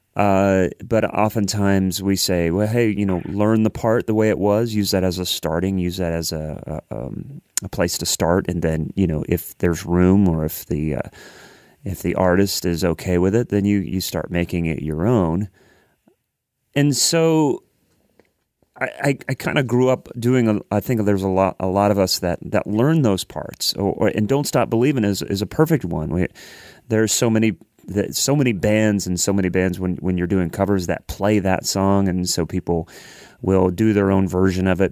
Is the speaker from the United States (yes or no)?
yes; Columbus, Ohio, United States; moved away as an adult; now in Nashville, United States; I lived in, I grew up in Columbus, Ohio.